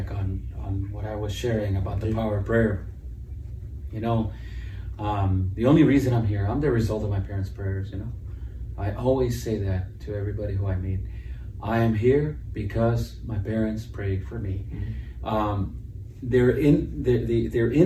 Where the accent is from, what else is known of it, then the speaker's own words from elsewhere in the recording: Los Angeles, California, United States; I grew up in East LA I was born there and I grew up there